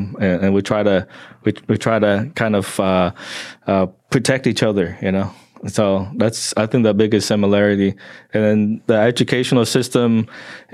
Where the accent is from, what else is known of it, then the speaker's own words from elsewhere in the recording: Oklahoma, United States; also born or lived in Vietnam; the way I grew up in Oklahoma